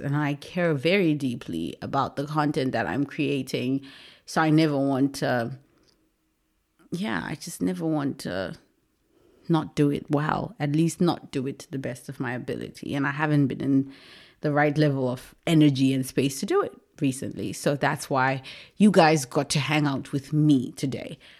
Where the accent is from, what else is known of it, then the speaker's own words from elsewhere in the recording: Zimbabwe; moved away as an adult; I was born and raised in Zimbabwe. I left Zimbabwe when I was twenty years old.